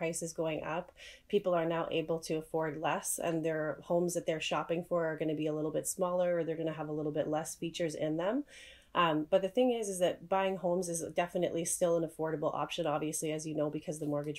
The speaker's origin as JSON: {"language": "English", "town": "Calgary", "region": "Alberta", "country": "Canada", "moved": "as an adult", "lives_now": "Saskatoon, Canada", "said": "I'm originally from Calgary, Alberta"}